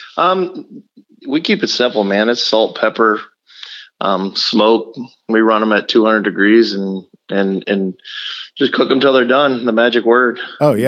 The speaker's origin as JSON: {"language": "English", "region": "Texas", "country": "United States", "tie": "born or raised there", "moved": "yes", "lives_now": "Omaha, United States", "said": "I grew up in South Texas on the border of Louisiana and Texas, and I ate a lot of boudin."}